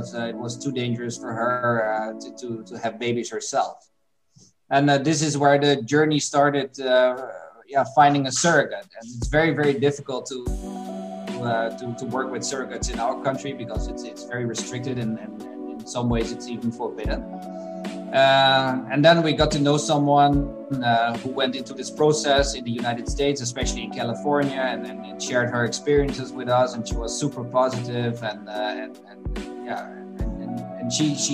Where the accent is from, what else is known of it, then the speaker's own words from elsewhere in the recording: Netherlands; We're a couple from Europe, from the Netherlands